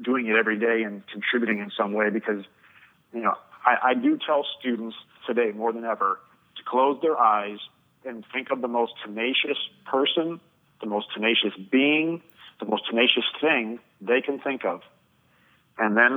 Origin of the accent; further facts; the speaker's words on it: Chicago, Illinois, United States; I'm from the Chicagoland area